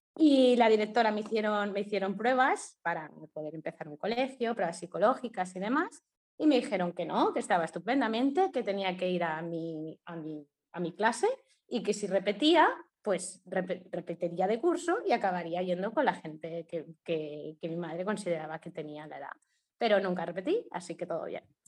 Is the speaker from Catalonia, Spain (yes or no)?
no; Mallorca, Balearic Islands, Spain; also born or lived in Ibagué, Colombia; soy de Mallorca, de España